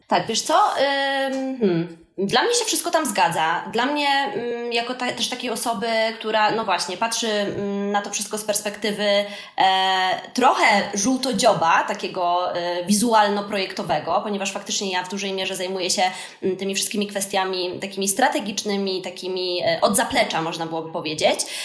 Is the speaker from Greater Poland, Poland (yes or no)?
no; Wrocław, Lower Silesian Voivodeship, Poland; u nas we Wrocławiu w Polsce